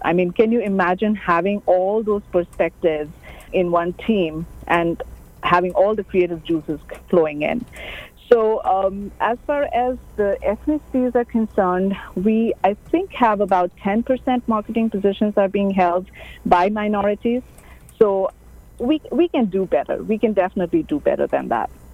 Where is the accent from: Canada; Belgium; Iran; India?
India; moved away; I'm an Asian. I'm an Indian from Asia